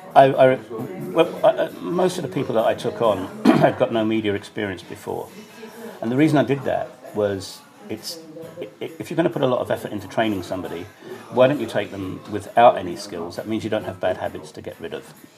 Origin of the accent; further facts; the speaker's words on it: United Kingdom; moved away as an adult; now in Banja Luka, Bosnia and Herzegovina; as a Brit